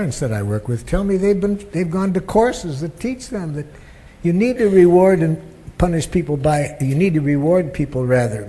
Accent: Detroit, Michigan, United States; I grew up in Detroit, Michigan

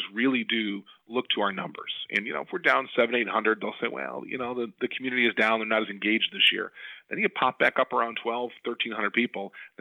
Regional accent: Depew, New York, United States; I was a kid growing up in the Buffalo, New York area. I was in a suburb of Depew

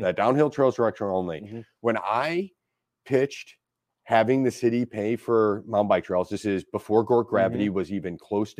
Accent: St. Louis, Missouri, United States; I grew up in South City. I didn't grow up out in the county

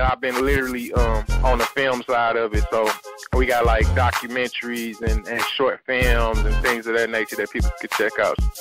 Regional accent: St. Louis, Missouri, United States; we come from St. Louis

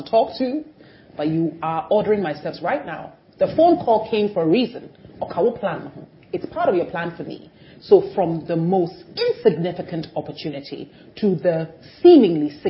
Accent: Jerusalem, Jerusalem District, Israel; I was born in Jerusalem

